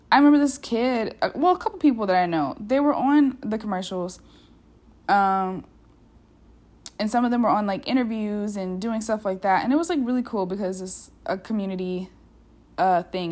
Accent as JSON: {"language": "English", "country": "United States", "also_born_or_lived": "Europe", "said": "an American who's gotten the opportunity to, like, live outside this country"}